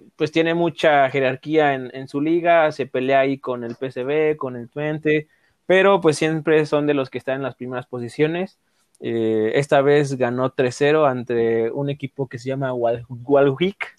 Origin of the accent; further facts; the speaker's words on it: Mexico; como mexicanos